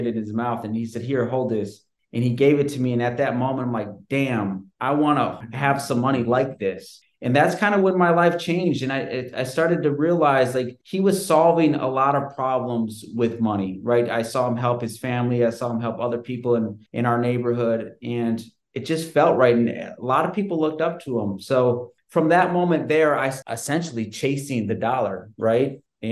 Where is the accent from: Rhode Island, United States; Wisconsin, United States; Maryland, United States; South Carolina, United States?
Wisconsin, United States; Sheboygan; I grew up in Sheboygan, Wisconsin, small town in between Green Bay and Milwaukee, right on the lake